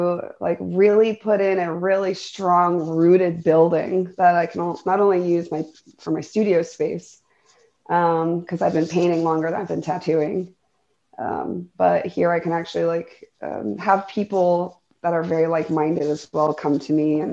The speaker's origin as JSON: {"language": "English", "town": "St. Petersburg", "region": "Florida", "country": "United States", "tie": "born or raised there", "also_born_or_lived": "Portland", "moved": "yes", "lives_now": "Oklahoma City, United States"}